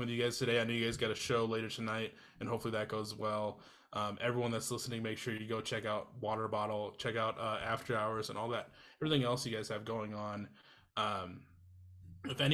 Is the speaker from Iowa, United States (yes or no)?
yes; Iowa, United States; now in Twin Cities, United States; growing up in Iowa, we have Casey's and Come and Go's